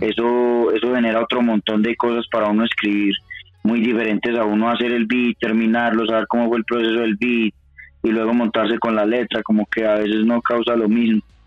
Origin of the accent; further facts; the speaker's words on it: Medellín, Antioquia, Colombia; now in Bogotá, Colombia; desde acá, desde Bogotá, pero soy oriundo de Medallo, de Medellín. Eh, estoy en ese momento radicado en Bogotá